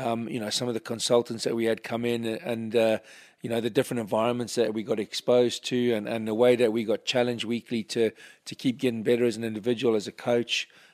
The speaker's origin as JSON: {"language": "English", "region": "England", "country": "United Kingdom", "said": "despite my accent, you know, I was born in England. I'm a massively proud Englishman."}